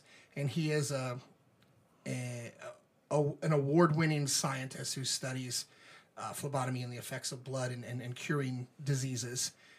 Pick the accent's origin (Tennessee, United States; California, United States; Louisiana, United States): Louisiana, United States; New Orleans; accent: neutral; Much like me, not sounding like I was born and raised in New Orleans, Louisiana, and spent most of my life there, generated a neutral accent.